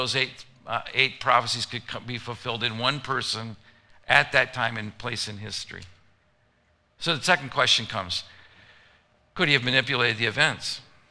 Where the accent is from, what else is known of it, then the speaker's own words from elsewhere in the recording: Gary, Indiana, United States; I'm from Gary, Indiana. That's where I was born.